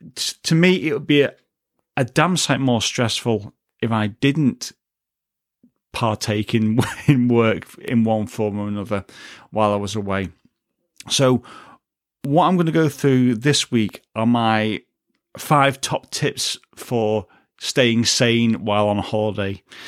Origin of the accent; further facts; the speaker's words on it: United Kingdom; a British citizen